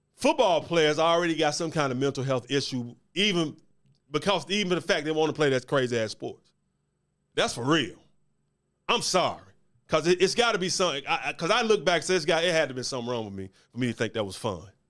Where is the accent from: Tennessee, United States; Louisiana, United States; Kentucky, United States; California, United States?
Tennessee, United States; Memphis; Born and raised in Memphis, haven't always lived here, but I'm from Memphis